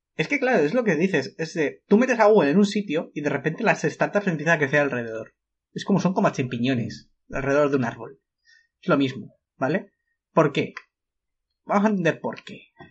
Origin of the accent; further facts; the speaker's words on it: Spain; somos españoles